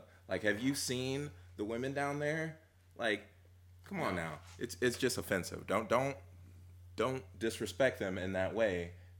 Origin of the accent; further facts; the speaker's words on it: Manteca, California, United States; for most of my life growing up in Manteca